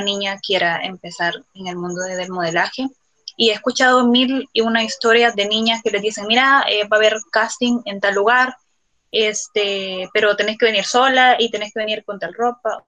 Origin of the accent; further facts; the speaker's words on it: El Salvador; Soy una afrodescendiente salvadoreña también, orgullosamente